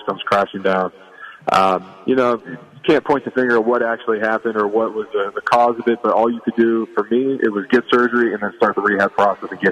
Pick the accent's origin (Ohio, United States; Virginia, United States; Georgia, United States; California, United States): Ohio, United States; Youngstown; I've been raised in the Youngstown area